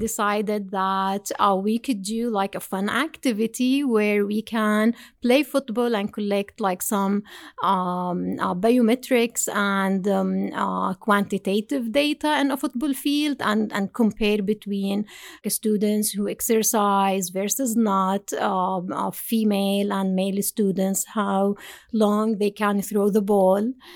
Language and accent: English; Jordan; moved away as an adult; also born or lived in Binghamton, United States; now in United States; From Jordan. So I did my undergrad and master degree in Jordan